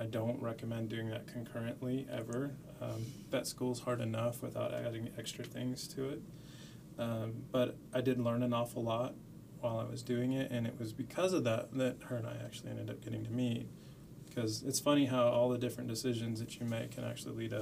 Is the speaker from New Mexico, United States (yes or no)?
yes; Las Cruces, New Mexico, United States; I grew up in Las Cruces, New Mexico. Went to high school there